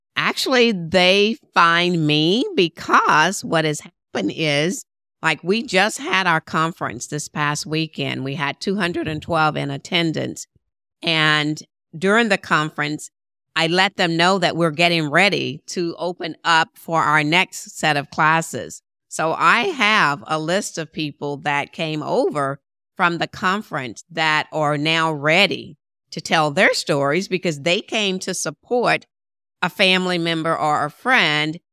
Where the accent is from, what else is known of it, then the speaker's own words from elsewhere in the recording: Shreveport, Louisiana, United States; moved away as an adult; my hometown of Shreveport, Louisiana